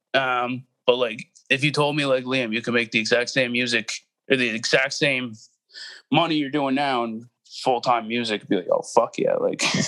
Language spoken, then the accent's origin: English; Halifax, Nova Scotia, Canada; also born or lived in Cape Breton; I was born in Halifax, and then I've lived outside of Halifax yeah, like I say, more towards the sticks for uh, most of my life